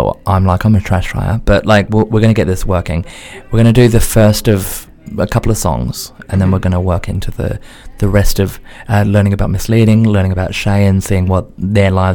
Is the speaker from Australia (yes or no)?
yes; Adelaide, South Australia, Australia; now in United Kingdom; I'm also from Adelaide